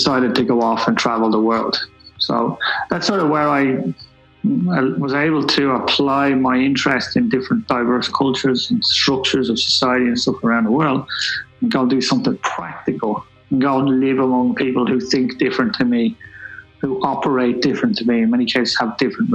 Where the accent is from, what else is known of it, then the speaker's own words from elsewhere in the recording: Dublin, Leinster, Ireland; I'm from Black Rock in Dublin, so I come from a middle class background, I suppose